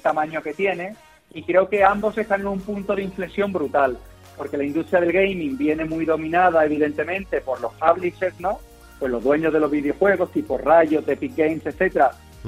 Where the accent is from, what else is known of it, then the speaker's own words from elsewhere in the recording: Málaga, Andalusia, Spain; moved away as an adult; now in Lisbon, Portugal; siendo malagueños y queriendo mucho a Málaga